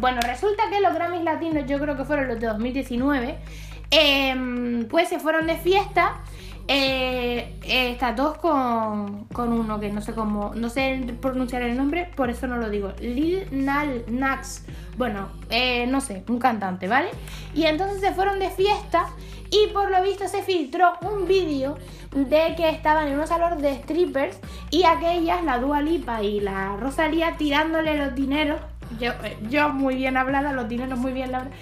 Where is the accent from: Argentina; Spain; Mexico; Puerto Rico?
Spain; Canary Islands; yo soy canaria